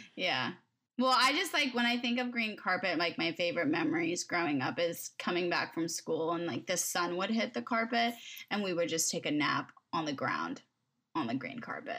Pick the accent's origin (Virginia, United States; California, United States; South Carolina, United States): California, United States; Agoura Hills; I grew up in, like, close to Agora Hills